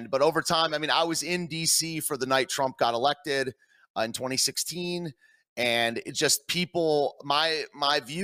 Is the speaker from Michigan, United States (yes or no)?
yes; Michigan, United States; moved away; also born or lived in Washington, D.C.; I was raised in Michigan